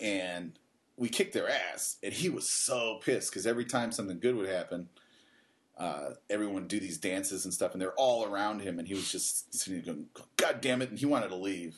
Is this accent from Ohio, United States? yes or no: yes; Cleveland, Ohio, United States; now in Japan; I'm from Cleveland